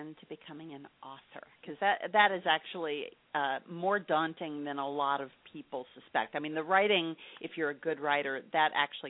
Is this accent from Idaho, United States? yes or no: no; near Purdue, Indiana, United States; now in Tampa, United States; I grew up not far from Purdue.